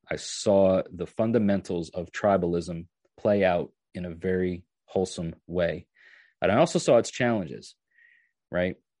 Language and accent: English; New York, United States; moved away as an adult; now in Tennessee, United States; I used to work on a farm three, four, three or four days a week, um, when I was about ten or eleven years old, all the way up until I was like twenty-one or so when I moved from New York to, to, to Tennessee